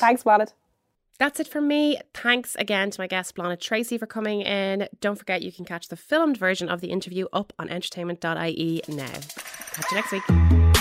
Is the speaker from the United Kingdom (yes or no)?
no; Dublin, Leinster, Ireland; I'm from Dublin.